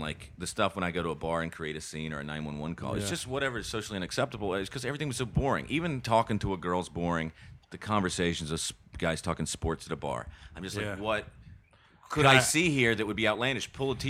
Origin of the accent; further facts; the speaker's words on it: Charlotte, North Carolina, United States; my hometown of Charlotte.